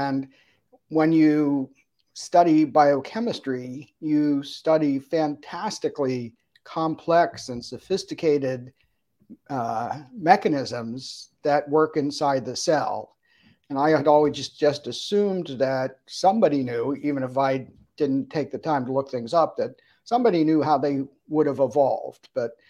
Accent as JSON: {"language": "English", "town": "Harrisburg", "region": "Pennsylvania", "country": "United States", "tie": "born or raised there", "also_born_or_lived": "Altoona, Pennsylvania", "said": "Grew up in Harrisburg, Pennsylvania, not too far from State College either."}